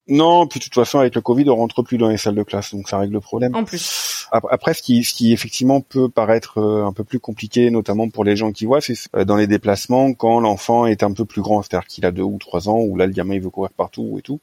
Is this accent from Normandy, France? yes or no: yes; Rouen, Normandy, France; moved away as an adult; also born or lived in Paris; now in Bordeaux region, France; je suis originaire de Rouen à la base